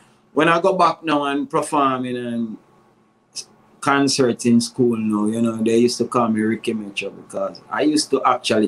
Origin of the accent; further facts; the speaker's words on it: Spanish Town, Saint Catherine, Jamaica; also born or lived in Grandspan Avenue; I grew up, I originally from Grandspan Avenue, and then, you know, I moved to Spanish Town. I spent, you know, most of my life in Spanish Town.